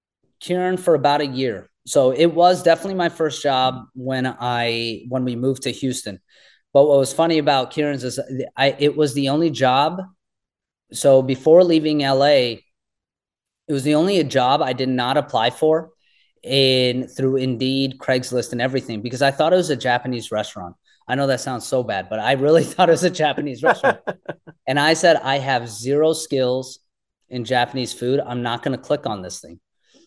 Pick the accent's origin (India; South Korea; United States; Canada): India; this is who I am. I'm Indian.